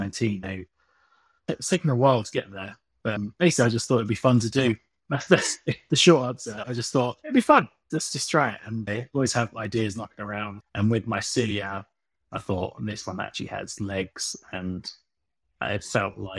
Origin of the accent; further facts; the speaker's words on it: Brighton, South East England, United Kingdom; now in Worthing, United Kingdom; I was born in Brighton and grew up there, but I moved to Worthing.